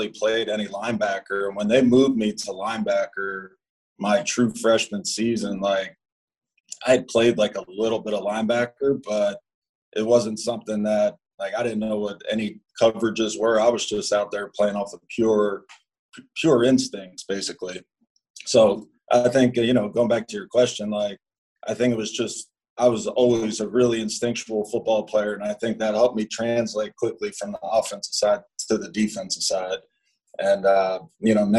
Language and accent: English; Clifton Heights, Pennsylvania, United States; So I grew up right outside of Philadelphia. It's a little town called Clifton Heights